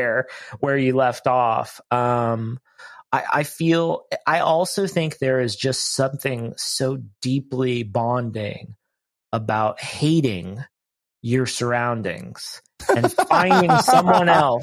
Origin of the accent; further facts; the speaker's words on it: Ohio, United States; moved away; I grew up in Ohio, so I'm far from home